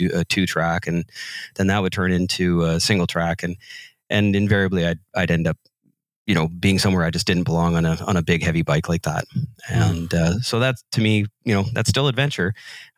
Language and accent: English; North Vancouver, British Columbia, Canada; I'm from North Vancouver, British Columbia, Canada